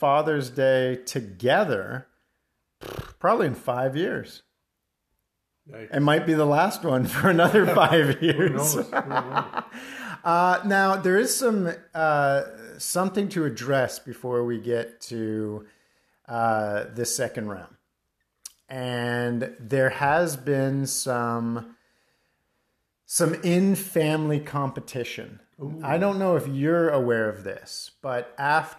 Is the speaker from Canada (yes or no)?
yes; Mississauga, Ontario, Canada; moved away; I've returned to my hometown of Mississauga